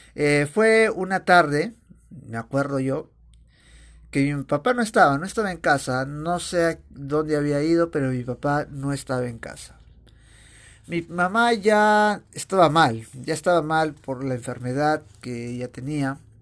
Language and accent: Spanish; Chosica, Lima, Peru; also born or lived in Aija, Áncash, Peru (birthplace); yo cuando era niño vivía en Chosica